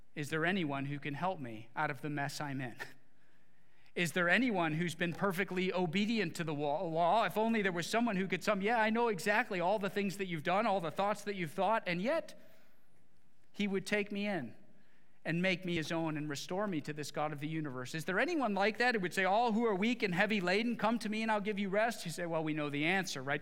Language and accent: English; Midwest, United States; growing up in the Midwest